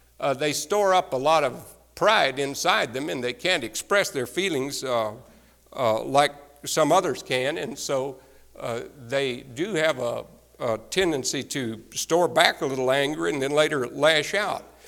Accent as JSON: {"language": "English", "region": "Texas", "country": "United States", "moved": "yes", "said": "I came from Texas"}